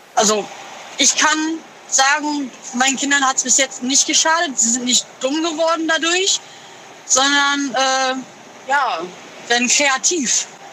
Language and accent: German; Moers, North Rhine-Westphalia, Germany; Ich komme aus Mörs, Nordrhein-Westfalen